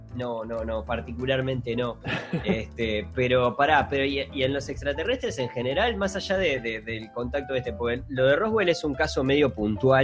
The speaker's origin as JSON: {"language": "Spanish", "country": "Uruguay", "said": "nosotros como uruguayos"}